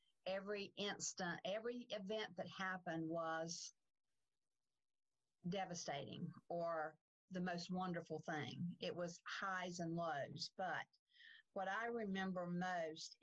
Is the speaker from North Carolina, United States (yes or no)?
yes; Salisbury, North Carolina, United States; now in Charlotte, United States; I grew up in Salisbury, just north of Charlotte, but I've been in Charlotte since 1972